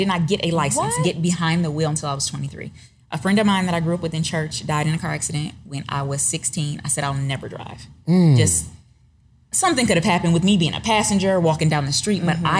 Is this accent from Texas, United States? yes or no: no; Detroit, Michigan, United States; moved away as an adult; now in Atlanta, United States; I'm from Detroit. I'm a native Detroiter.